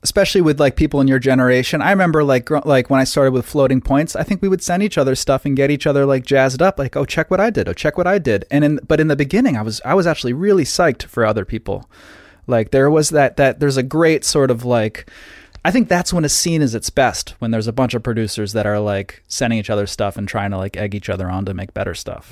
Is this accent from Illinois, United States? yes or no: no; New Haven, Connecticut, United States; I grew up in New Haven, uh, Connecticut